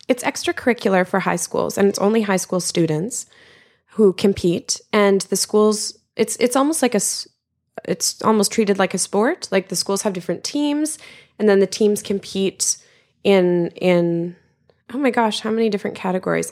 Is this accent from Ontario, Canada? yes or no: no; Regina, Saskatchewan, Canada; moved away; I'm originally from the middle of Canada, the prairies, as we call it, um, and it's the capital of the province Saskatchewan, and it's called Regina.